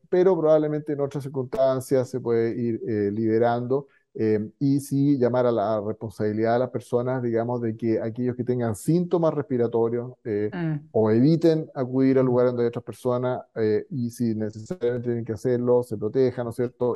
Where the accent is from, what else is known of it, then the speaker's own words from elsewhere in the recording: Chile; como chileno